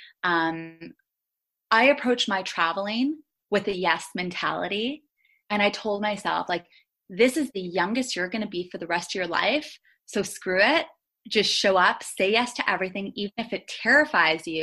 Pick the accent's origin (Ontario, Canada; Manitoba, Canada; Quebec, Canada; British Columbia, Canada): Ontario, Canada; Thunder Bay; moved away; So whenever I would come back home to Thunder Bay, my hometown